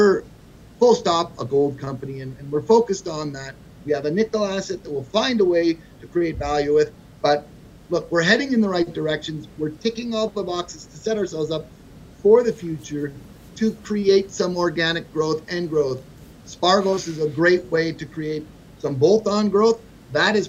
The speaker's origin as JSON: {"language": "English", "country": "Canada", "moved": "yes", "lives_now": "United States", "said": "I'm a Canadian"}